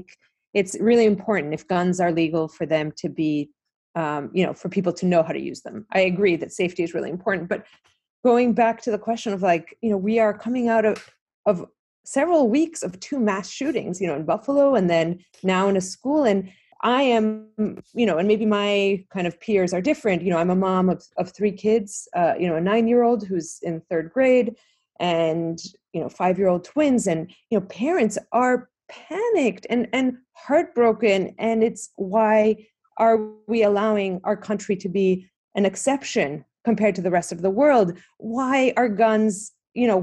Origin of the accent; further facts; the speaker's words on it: Greece; now in United States; I grew up in Greece, so guns were not the norm